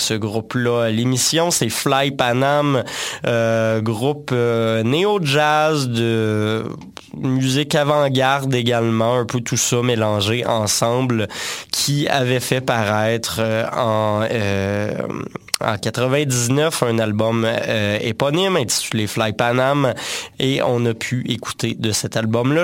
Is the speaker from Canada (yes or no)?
yes; Quebec, Canada; de chez nous au Québec